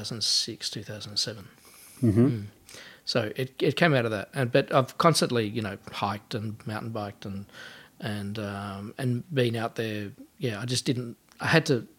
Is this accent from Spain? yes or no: no; Sunbury, Victoria, Australia; now in Melbourne, Australia; I grew up in Sunbury outside of Melbourne.